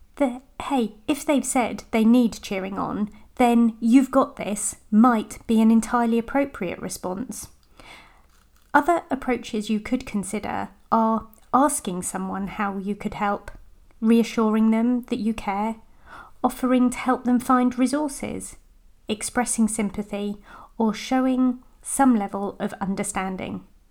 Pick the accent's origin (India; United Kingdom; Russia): United Kingdom; I'm British